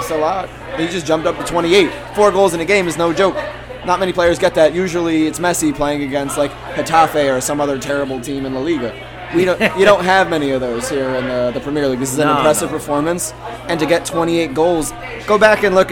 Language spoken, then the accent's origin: English; Ireland; we're both Irish